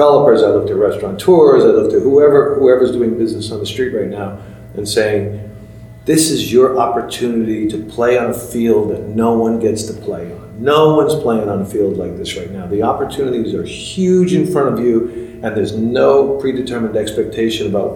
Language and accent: English; New York, United States; now in Los Angeles, United States; my hometown, New York